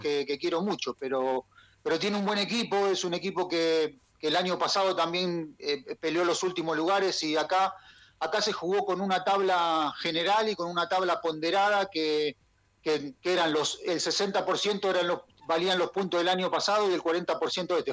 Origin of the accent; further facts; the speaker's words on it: Quilmes, Buenos Aires Province, Argentina; also born or lived in Avellaneda / Saladillo; now in Chile; Yo, yo nací en Avellaneda. Ah. Eh, y viví en Quilmes toda mi ah, infancia